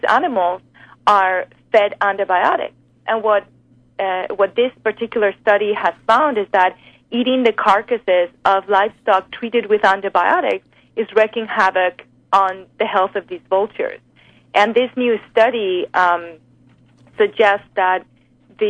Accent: Spain; now in United States; I'm from Spain

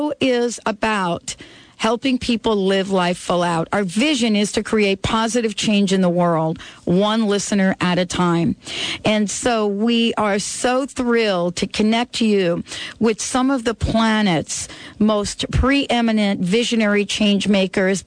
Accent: New Jersey, United States; I grew up in Jersey where we had one of the first recycle campaigns in the country.

